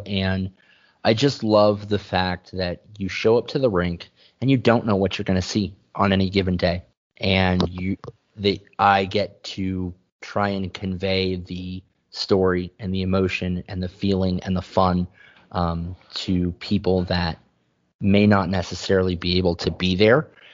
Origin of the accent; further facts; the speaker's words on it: San Diego, California, United States; moved away; I'm originally from San Diego